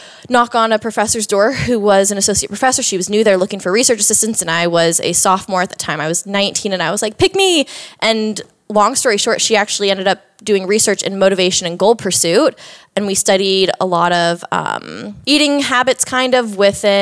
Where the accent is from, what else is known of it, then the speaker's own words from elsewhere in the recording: Orlando, Florida, United States; moved away as an adult; also born or lived in Georgia; now in Austin, United States; I grew up in Orlando, Florida. That's where I'm originally from